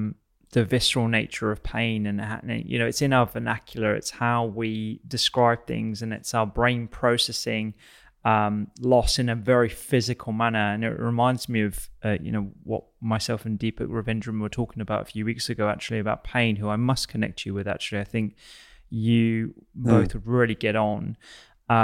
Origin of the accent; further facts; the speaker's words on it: United Kingdom; conversation about grief and bereavement in general is something that we don't tend to do very well as British people.